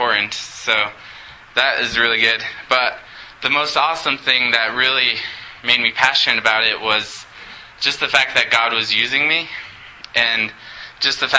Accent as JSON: {"language": "English", "town": "Montrose", "region": "Colorado", "country": "United States", "tie": "born or raised there", "said": "I was born and raised in Montrose"}